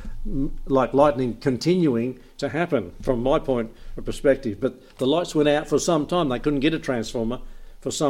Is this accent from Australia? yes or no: yes; Emerald, Australia; now in Albury, Australia; I was raised in Emerald, lots of trees, lots of power lines, lots of outages